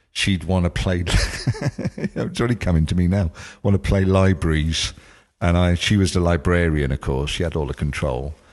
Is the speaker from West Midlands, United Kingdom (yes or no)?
no; Cardiff, Wales, United Kingdom; growing up in Cardiff, growing up in East Cardiff